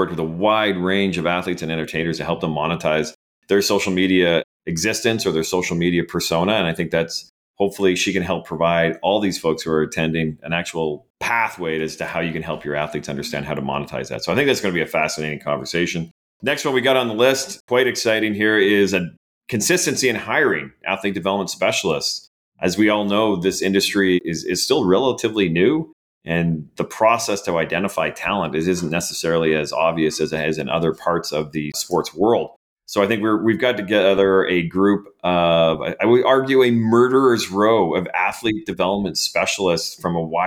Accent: Canada; accent: Canadian; my Canadian accent

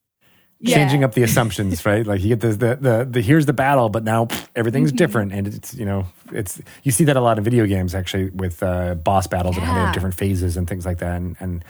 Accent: Northeast, United States; Growing up in the Northeast

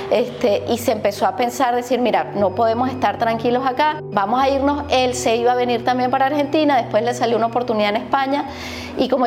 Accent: Venezuela; Yo soy venezolana, hija de padres argentinos que se fueron en el 76, 77 a vivir a Venezuela hasta que nacieran mis hijos. Fui la única venezolana una familia inmensa de argentinos de ambos lados.

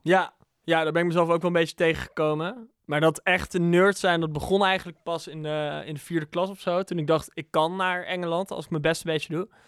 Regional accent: Bunnik, Utrecht, Netherlands; moved away; also born or lived in England / Amsterdam; Dus ik kwam als dorpse jongen uit Bunnik nog met aardappelen op mijn rug, kwam ik naar Amsterdam

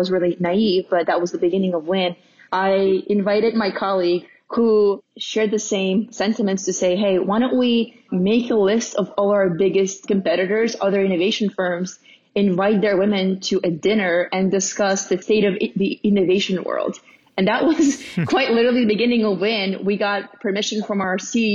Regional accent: Russia; now in United States; growing up in Russia was, you know, really unique and different.

